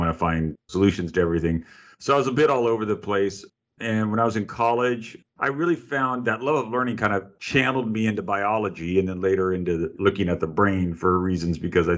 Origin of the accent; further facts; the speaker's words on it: California, United States; I grew up in a small town in California